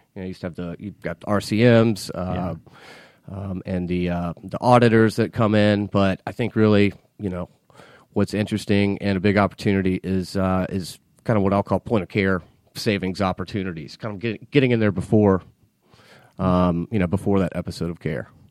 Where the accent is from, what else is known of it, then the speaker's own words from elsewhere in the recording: Marietta, Georgia, United States; I grew up here in Atlanta, um, in Marietta, not too uh, just yeah. a few miles north of the city